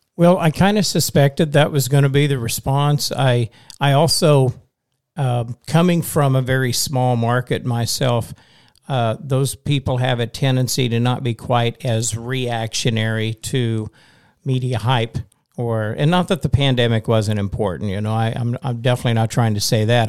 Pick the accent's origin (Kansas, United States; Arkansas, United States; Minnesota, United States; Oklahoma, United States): Oklahoma, United States; Western; now in Missouri, United States; I'm from Western Oklahoma, which is only five hours west